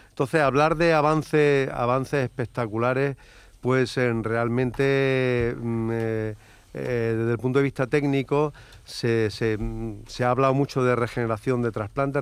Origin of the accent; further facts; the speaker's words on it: Andalusia, Spain; todos los que trabajamos ya desde hace muchísimos años y somos andaluces